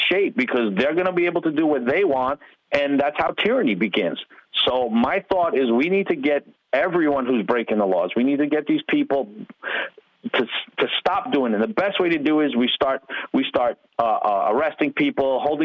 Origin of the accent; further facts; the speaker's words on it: Long Island, New York, United States; moved away as an adult; now in Florida, United States; I am from New York. I grew up in New York, out in Long Island.